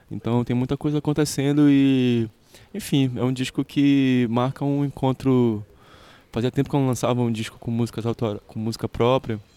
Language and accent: Portuguese; Pará, Brazil; E a minha tradição, a tradição de onde eu venho, a tradição amazônica, a tradição paraense, ela tinha um rio muito caudaloso para ser mergulhado.